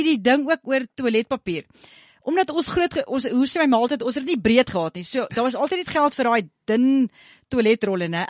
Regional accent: Pretoria, Gauteng, South Africa; ek kom van Pretoria Wes af. Ek noem myself 'n Danwil Diva

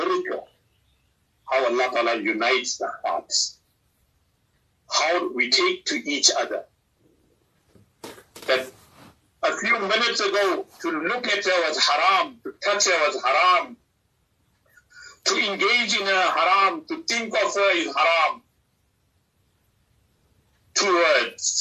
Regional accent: South Africa

